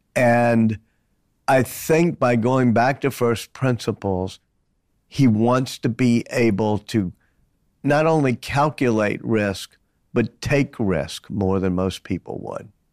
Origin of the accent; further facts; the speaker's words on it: New Orleans, Louisiana, United States; I grew up in New Orleans and still go back there, still live with about eight blocks from where I was born.